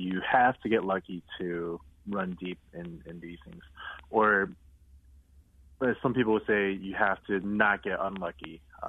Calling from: Los Angeles, California, United States; I'm currently in Los Angeles.

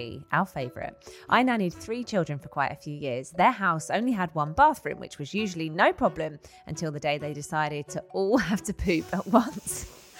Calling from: Ontario, Canada; I've been loving your podcast and I'm a listener from Ontario, Canada.

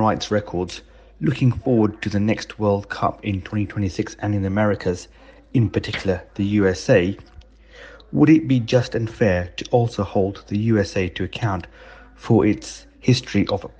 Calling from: Southampton, South East England, United Kingdom; from Southampton, and you're listening to Dane Baptiste Questions Everything.

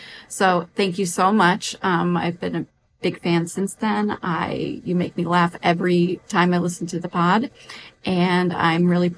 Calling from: Pennsylvania, United States; I am calling in from Pennsylvania.

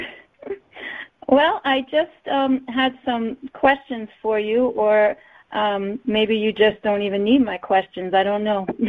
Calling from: Long Island, New York, United States; I'm calling from Long Island, New York.

